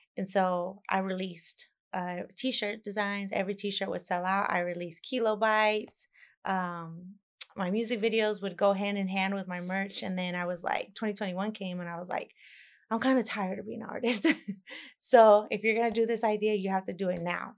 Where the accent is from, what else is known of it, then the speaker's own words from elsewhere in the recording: Dallas, Texas, United States; I'm from Dallas, Texas